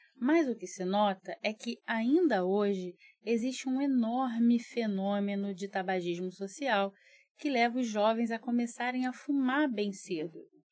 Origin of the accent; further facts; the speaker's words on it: Brazil; also born or lived in Rio de Janeiro; eu digo que sou brasileira, que moro no Rio